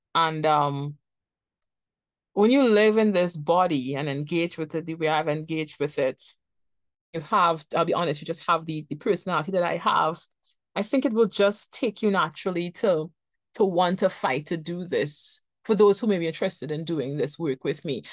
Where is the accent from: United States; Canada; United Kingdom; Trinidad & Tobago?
Trinidad & Tobago; I am from Trinidad and Tobago and I live in Trinidad and Tobago